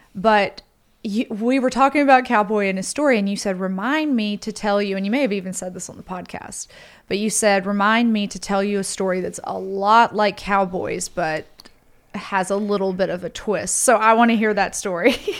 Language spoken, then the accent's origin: English; Holly Springs, Mississippi, United States; accent: Southern; a girl I grew up with in Holly Springs